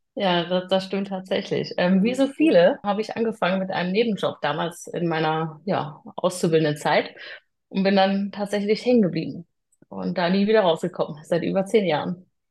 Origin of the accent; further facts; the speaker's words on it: Freiburg im Breisgau, Baden-Württemberg, Germany; moved away as an adult; also born or lived in Hamburg; now in Lower Saxony, Germany; komme gebürtig aus Freiburg im Breisgau